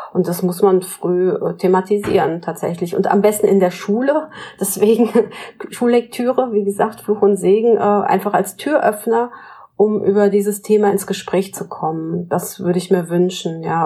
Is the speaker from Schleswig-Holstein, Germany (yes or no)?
yes; Pinneberg, Schleswig-Holstein, Germany; ich in Pinneberg geboren bin in Norddeutschland